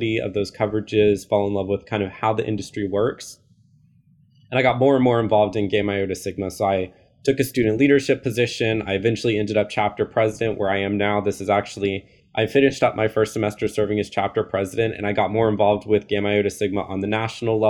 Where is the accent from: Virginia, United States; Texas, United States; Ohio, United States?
Texas, United States; Dallas; also born or lived in San Antonio, Texas; I'm from Texas, born and raised. I've been here my whole life. I grew up in the DFW area